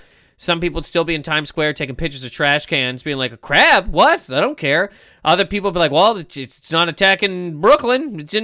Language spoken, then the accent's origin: English; Nova Scotia, Canada; also born or lived in Toronto; now in New York, United States; when I moved there from Nova Scotia, I got to Toronto and I was like, oh my God, this place is huge. I'm scared of it.